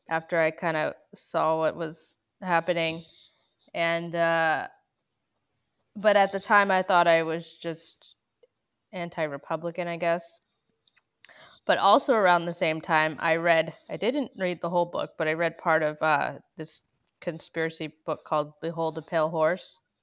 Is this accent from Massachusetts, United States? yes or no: yes; Massachusetts, United States; my hometown where I grew up in Massachusetts